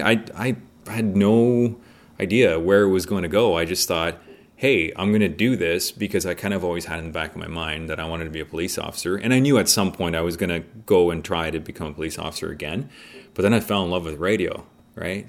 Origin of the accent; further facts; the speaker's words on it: Mississauga, Ontario, Canada; also born or lived in Poland; So born in Poland, came to Canada when I was six, and so I ended up growing up in Mississauga.